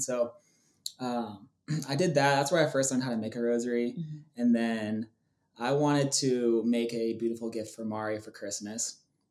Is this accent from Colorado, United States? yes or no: yes; Fort Collins, Colorado, United States; I grew up in Fort Collins, Colorado.